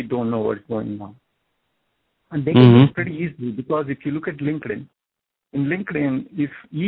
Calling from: New Jersey, United States; from New Jersey.

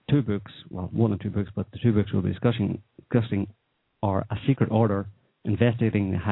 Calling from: Oklahoma, United States

